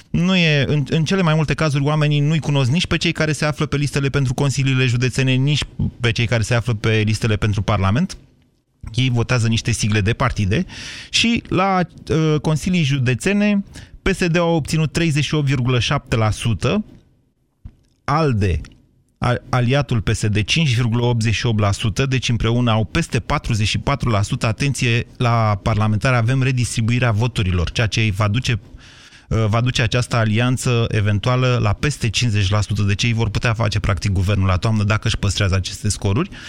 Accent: Baia Mare, Maramureș County, Romania; De la Baia Mare.

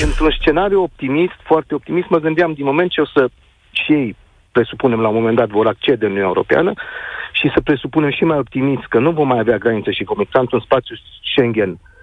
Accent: Reșița, Caraș-Severin County, Romania; Eu chiar sunt din Reșița

